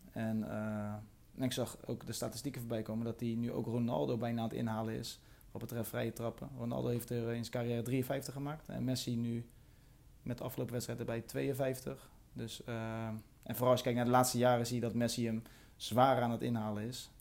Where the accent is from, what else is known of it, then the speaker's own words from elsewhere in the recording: Rotterdam, South Holland, Netherlands; als Rotterdammer zijnde